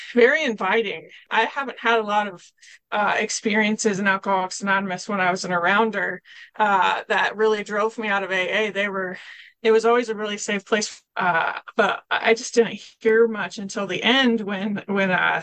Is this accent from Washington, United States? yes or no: yes; Kelso, Washington, United States; I'm from Kelso, Washington